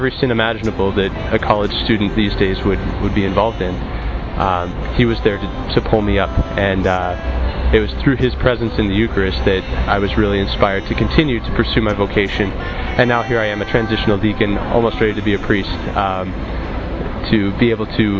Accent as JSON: {"language": "English", "area": "Diocese of Great Falls-Billings", "region": "Montana", "country": "United States", "said": "I'm from the Diocese of Great Falls Billings in Montana"}